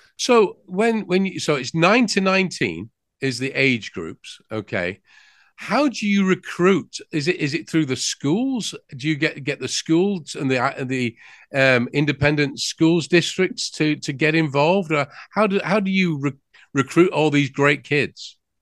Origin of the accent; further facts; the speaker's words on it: England, United Kingdom; now in United States; I'm from England. You might have guessed that by the accent.